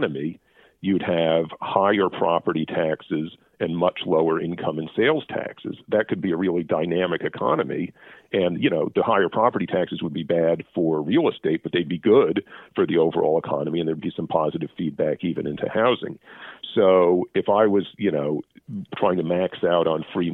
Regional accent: United States; now in Canada; being American

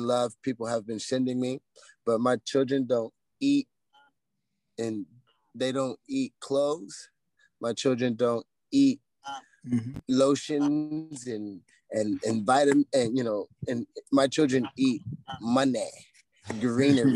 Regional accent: United States; I'm American

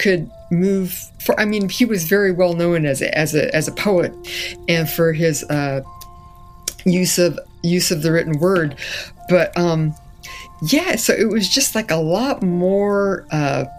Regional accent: Castro Valley, California, United States; also born or lived in Fresno, California; we grew up in Castro Valley

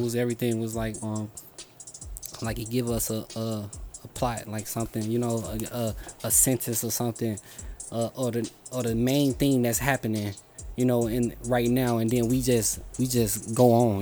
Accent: Chicago, Illinois, United States; I was born in Humboldt Park

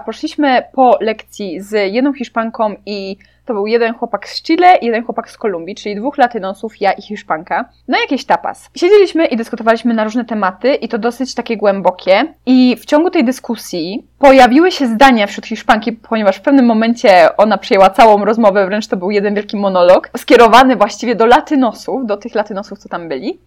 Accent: Poland; Byłam ja z Polski

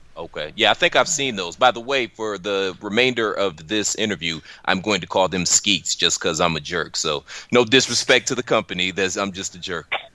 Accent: Cleveland, Ohio, United States; moved away; I'm from Cleveland

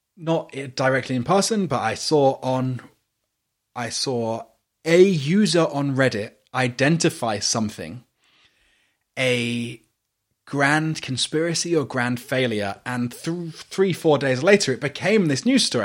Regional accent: United Kingdom; accent: British; I am a non-white British person.

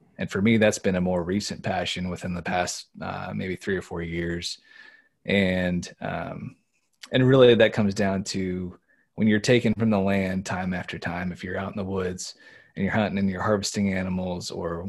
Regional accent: Midwest, United States; now in Pennsylvania, United States; growing up in the Midwest, persimmons was something we partake in quite a bit. But out here in Pennsylvania, not as many folks know about them

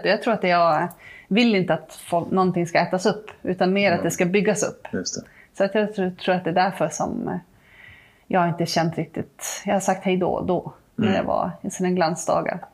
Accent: Malmberget, Norrbotten County, Sweden; moved away as an adult; now in Trosa, Sweden; jag är uppvuxen mm. i Malmberget

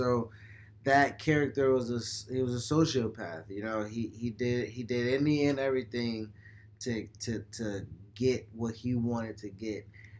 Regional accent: Buffalo, New York, United States; I've never, even though, you know, John is from Rochester, I'm from Buffalo.

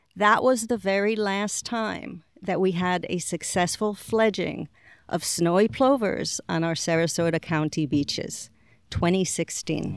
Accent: Israel; moved away as an adult; also born or lived in Boston / England / Puerto Rico; So, really, you know, most of my growing up was done in Israel.

